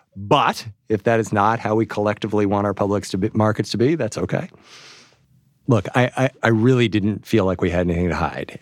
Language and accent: English; New York, United States; my hometown newspaper, the New York Times